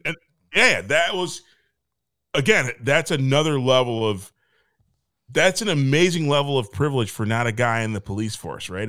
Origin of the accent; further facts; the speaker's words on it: Michigan, United States; moved away; I came from Michigan